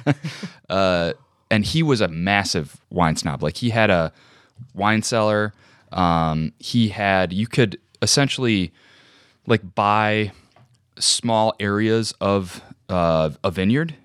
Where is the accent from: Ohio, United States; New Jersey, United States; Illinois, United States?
Illinois, United States; Joliet; I grew up in Joliet, Illinois